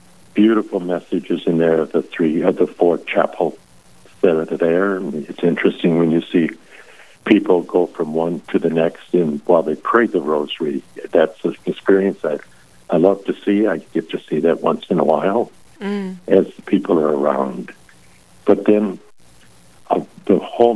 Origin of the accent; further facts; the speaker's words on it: Howard, South Dakota, United States; I grew up in Howard, South Dakota